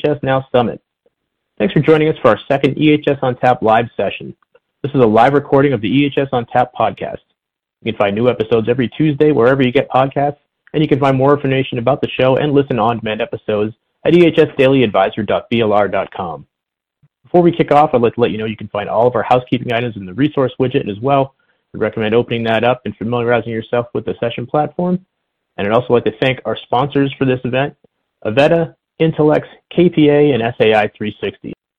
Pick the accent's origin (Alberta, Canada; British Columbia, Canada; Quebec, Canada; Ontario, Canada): Ontario, Canada; Toronto; Born in Toronto